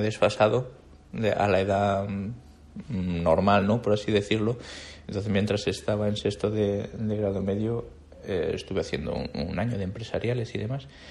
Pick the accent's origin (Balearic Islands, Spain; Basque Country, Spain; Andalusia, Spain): Andalusia, Spain; moved away as an adult; also born or lived in Madrid; de no haber salido de mi pueblo